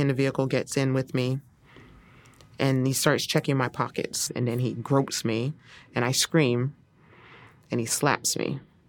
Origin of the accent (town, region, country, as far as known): Texas, United States